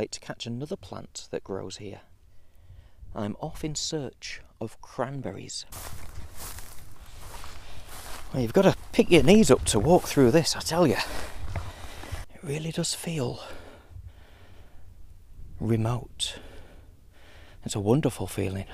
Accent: Morecambe Bay, North West England, United Kingdom; growing up around Morecambe Bay

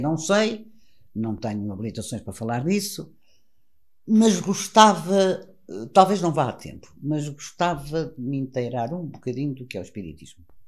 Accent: Portugal; como portugueses que somos

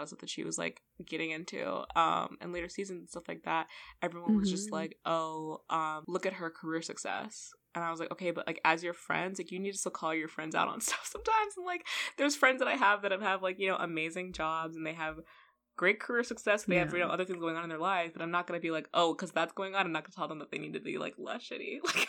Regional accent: Los Angeles, California, United States; But also, I feel like we're both from Los Angeles. Yeah. Like, we're both have lived in Los Angeles

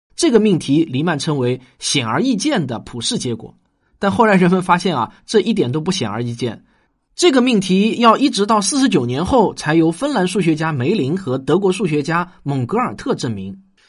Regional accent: China

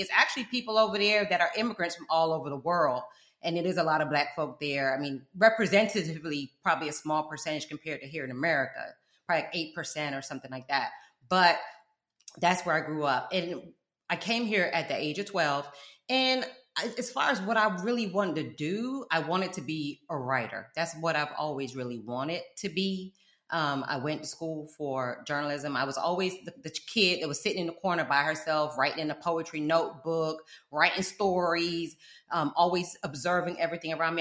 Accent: South Florida, United States; also born or lived in London, United Kingdom / Fort Lauderdale; I'm from South Florida. That's where this accent come from

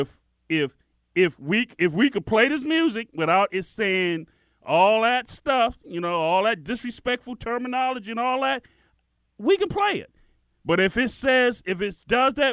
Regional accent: Miami, Florida, United States; growing up in Miami

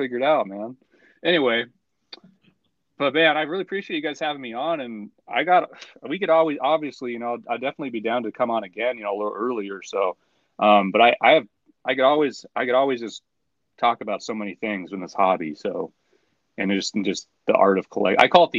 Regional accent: United States; I'm from America, but like my roots are like Italian.

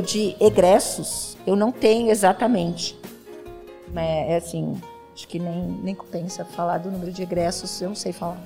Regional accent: Presidente Prudente, São Paulo, Brazil; eu nasci, fui criada aqui na Vila Furquim.

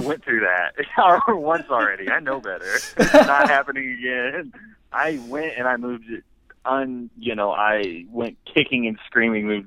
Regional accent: Kansas City, Missouri, United States; moved away as an adult; now in Iowa, United States; I'm from Kansas City, Missouri

